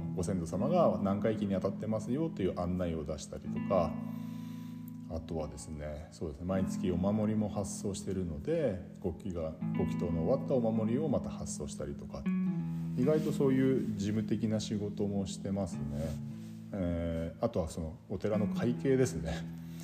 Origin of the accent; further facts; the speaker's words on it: Yubari, Hokkaido, Japan; 夕張という町で生まれ育ったんですが